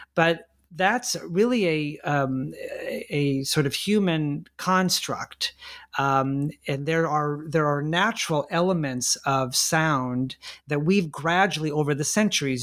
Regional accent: La Mirada, California, United States; my hometown of La Mirada, California, in Southern California

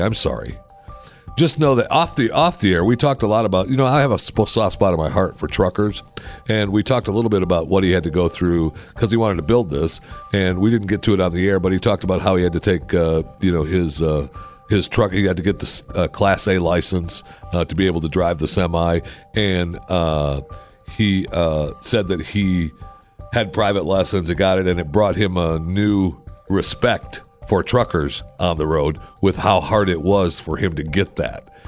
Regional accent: Michigan, United States; moved away; also born or lived in Pennsylvania / Texas; I was born in Michigan, and I got out of there as soon as possible

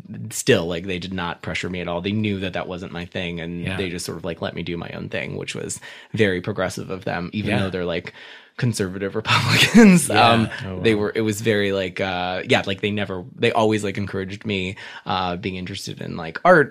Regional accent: Covina, California, United States; also born or lived in Hollywood, Los Angeles / New York; I was raised out in the San Gabriel Valley, in this little town called Covina.

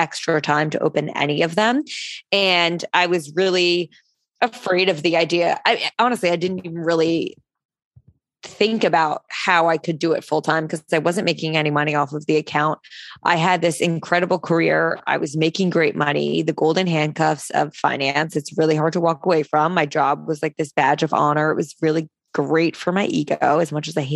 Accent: New Jersey, United States; now in New York City, United States; I grew up in New Jersey. So I say I'm from Jersey

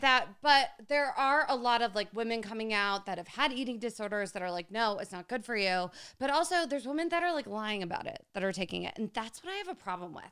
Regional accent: New Jersey, United States; we're from Jersey.

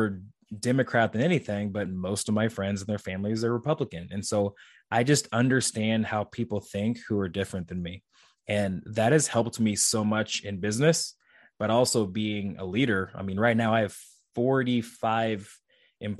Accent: St. Joseph, Missouri, United States; also born or lived in Kansas City, Missouri; It was my hometown university

